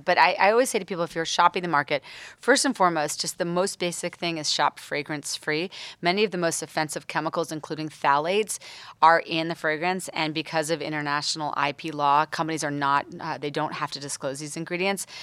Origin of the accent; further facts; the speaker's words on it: East Coast, United States; moved away as an adult; now in Los Angeles, United States; I moved to L A now almost eleven years ago, but I'm from the East Coast